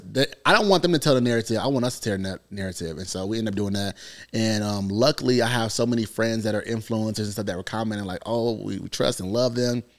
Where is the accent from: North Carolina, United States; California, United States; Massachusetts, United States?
North Carolina, United States; I come from North Carolina